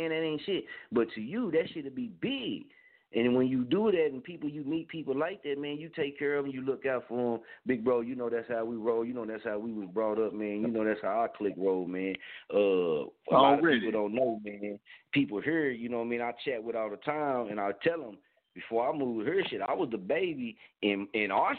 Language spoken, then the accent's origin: English; Oklahoma, United States; I'm from Oklahoma